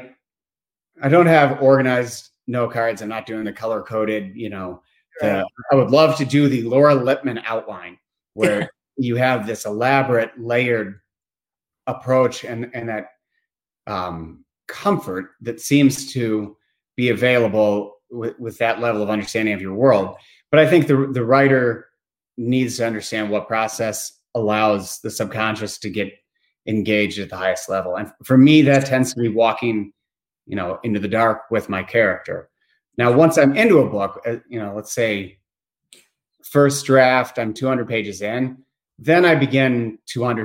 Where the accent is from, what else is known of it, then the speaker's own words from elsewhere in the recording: Bloomington, Indiana, United States; also born or lived in Maine; I'm originally from Bloomington, Indiana